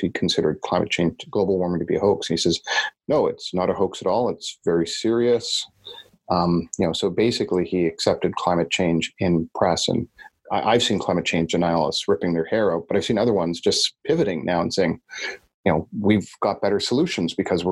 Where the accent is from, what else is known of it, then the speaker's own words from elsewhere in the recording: Canada; me as a Canadian